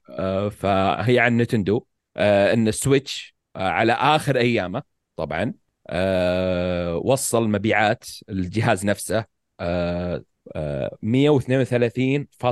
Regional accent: Saudi Arabia; عندنا في السعوديه

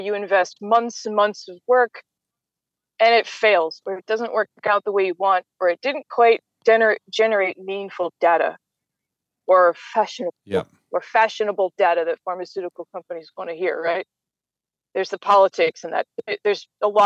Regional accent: United States; as an American

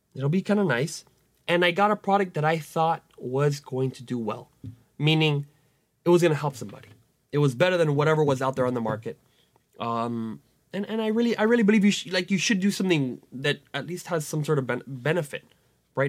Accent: Venezuela; moved away; my home country where I was born, Venezuela

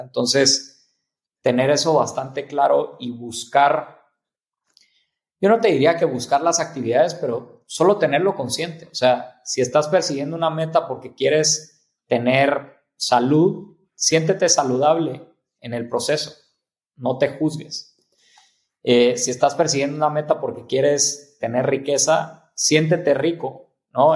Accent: Mexico; como mexicanos, como latinoamericanos

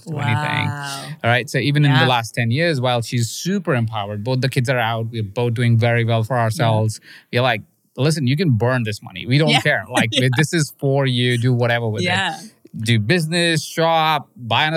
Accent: India; moved away; I grew up in India

